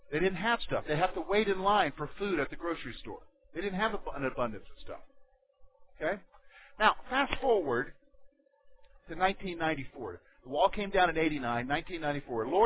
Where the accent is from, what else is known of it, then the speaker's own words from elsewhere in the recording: Berlin, Germany; born there; Some of you know that I was born in Germany. I was born in Berlin. My dad was an American soldier stationed in Berlin in the 60s. And my mother is a German.